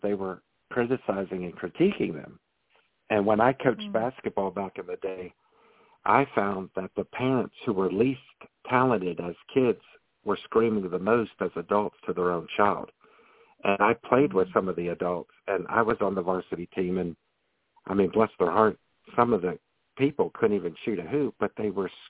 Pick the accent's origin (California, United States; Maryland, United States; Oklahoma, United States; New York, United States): Maryland, United States; I'm from Maryland like you, and we're known for our Maryland blue crabs.